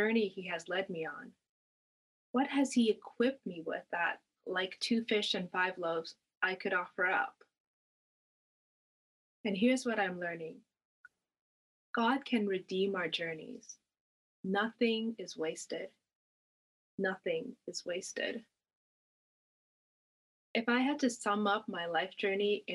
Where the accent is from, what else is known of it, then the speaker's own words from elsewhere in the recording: Canada; I had grown up mostly in Canada